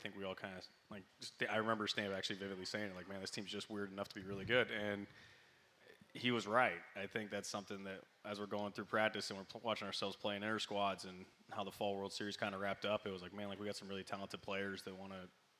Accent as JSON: {"language": "English", "town": "Snohomish", "region": "Washington", "country": "United States", "moved": "yes", "said": "I'm from Snohomish."}